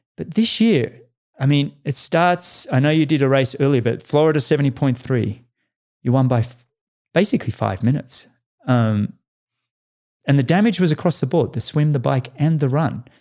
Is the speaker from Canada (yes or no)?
no; Australia; moved away as an adult; now in United States; as an Australian